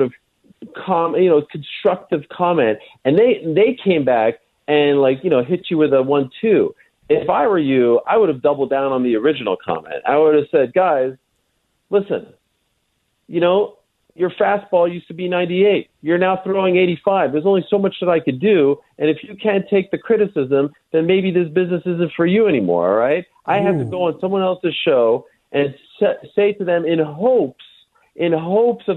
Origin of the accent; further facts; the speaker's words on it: Montreal, Quebec, Canada; I grew up in Montreal